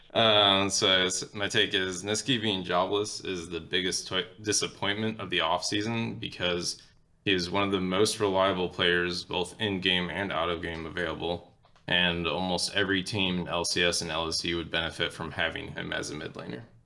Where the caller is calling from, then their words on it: Chattanooga, Tennessee, United States; I'm calling from Chattanooga, Tennessee